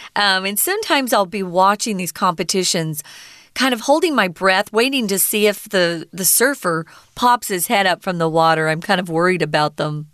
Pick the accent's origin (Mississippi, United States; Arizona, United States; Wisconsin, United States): Arizona, United States; I grew up in Arizona where we are not near an ocean